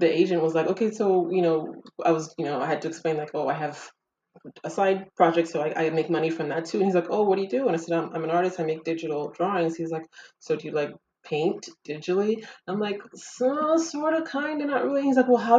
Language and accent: English; United States; moved away as an adult; also born or lived in Ghana; now in France; I lived in, you know, in America pretty much my whole life. Grew up there since like the age of five, because I'm originally from Ghana.